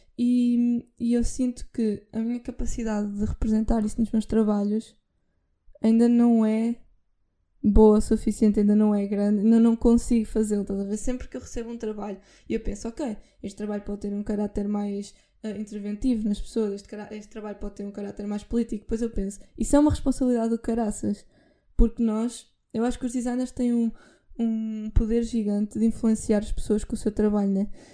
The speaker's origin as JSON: {"language": "Portuguese", "town": "Figueira da Foz", "region": "Centro", "country": "Portugal", "said": "eu sou da Figueira"}